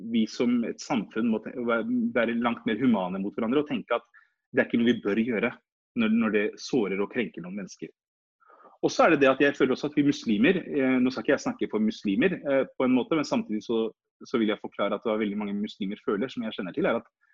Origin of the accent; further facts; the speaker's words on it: Norway; vi som er født og oppvokst i Norge